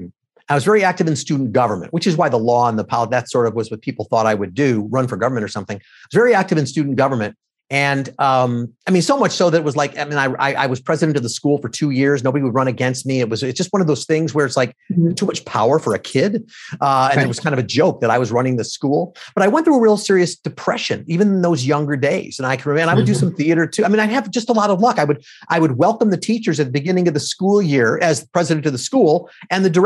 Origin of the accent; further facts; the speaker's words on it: Skokie, Illinois, United States; I grew up in Skokie, Illinois